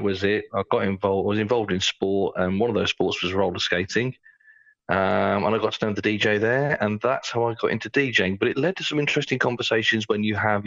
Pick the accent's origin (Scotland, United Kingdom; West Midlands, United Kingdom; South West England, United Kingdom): West Midlands, United Kingdom; Coventry; now in Czech Republic; I'm from Coventry originally, though I live in the Czech Republic now.